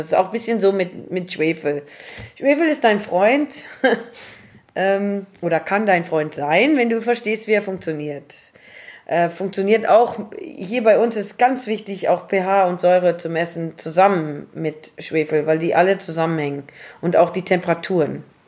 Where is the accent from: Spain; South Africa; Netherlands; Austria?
South Africa; Swartland, Western Cape; born or raised there; also born or lived in Paarl / Germany